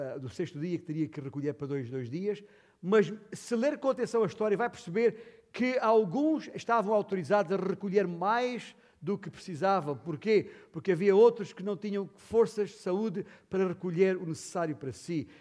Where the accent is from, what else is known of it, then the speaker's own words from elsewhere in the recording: Alentejo, Portugal; eu sou alentejano